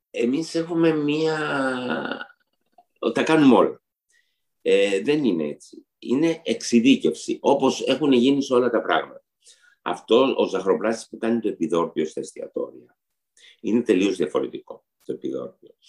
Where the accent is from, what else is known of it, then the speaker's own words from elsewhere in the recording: Istanbul, Turkey; now in Greece; Γιατί και εγώ όταν ήρθα από την Κωνσταντινούπολη, στην Κωνσταντινούπολη είχαμε πάρα πολλά γλυκά. Όταν ήρθα στην Ελλάδα, τα σαχροπραστία ήταν πάρα πολύ ταπεινά.